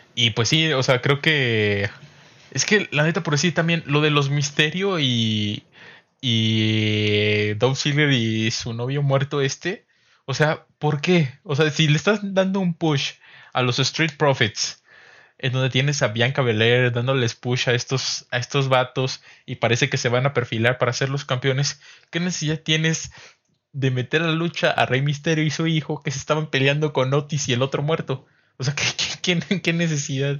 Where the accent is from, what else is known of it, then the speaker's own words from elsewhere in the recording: San Luis Potosí, Mexico; somos potosinos